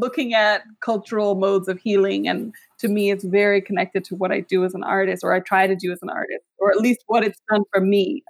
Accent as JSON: {"language": "English", "region": "Illinois", "country": "United States", "tie": "born or raised there", "also_born_or_lived": "Zambia / New York / Lagos", "first_language": "English", "moved": "as an adult", "lives_now": "Atlanta, United States", "said": "So I'm Rwandan, Ugandan, American. I'm from in the U.S. I would claim Illinois is where I grew up. And also, but I've lived in New York for a number of years and recently moved to Georgia, to Atlanta."}